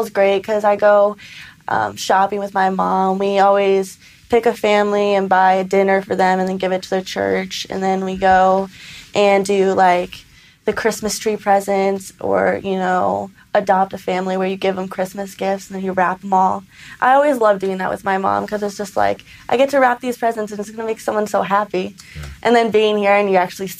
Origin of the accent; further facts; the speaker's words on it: St. Charles, Missouri, United States; moved away as an adult; I'm from St. Charles, Missouri